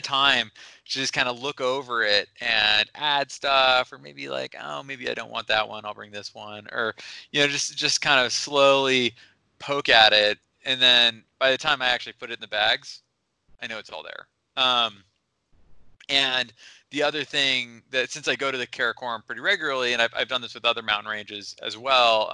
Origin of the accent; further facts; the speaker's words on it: Seattle, Washington, United States; now in Smith Rock, United States; I grew up in Seattle